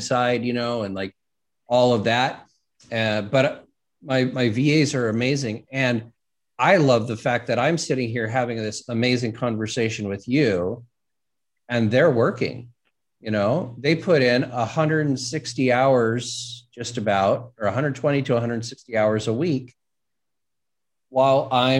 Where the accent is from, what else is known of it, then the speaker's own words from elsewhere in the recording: Los Angeles, California, United States; growing up in Hollywood